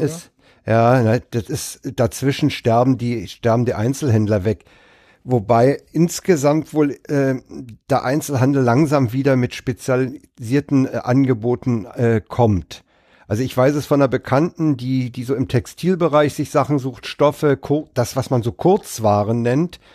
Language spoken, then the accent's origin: German; Berlin, Germany; Ich bin ja in Reinickendorf aufgewachsen, dann im Wedding gewohnt, jetzt in, in Lichterfelde.